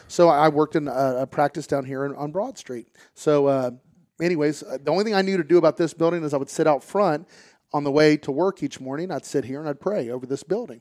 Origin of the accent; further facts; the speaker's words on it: Pataskala, Ohio, United States; I'm from, uh, the Pataskla-Etna area. Went to Watkins, played football here, grew up here